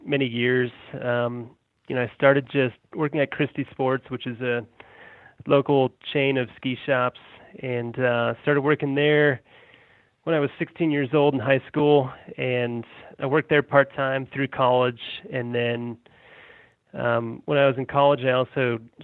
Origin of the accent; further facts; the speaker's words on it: Colorado, United States; also born or lived in Massachusetts / Denver; I was born in Massachusetts, and my family's from New England, and my parents moved me and my brother out to Colorado when we were little kids, and I've been out here ever since